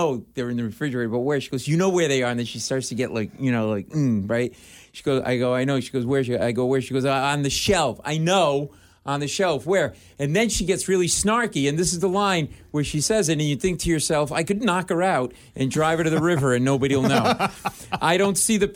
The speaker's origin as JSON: {"language": "English", "town": "Providence", "region": "Rhode Island", "country": "United States", "tie": "born or raised there", "moved": "yes", "lives_now": "New York City, United States", "said": "I live in New York City, but I grew up in Providence, Rhode Island."}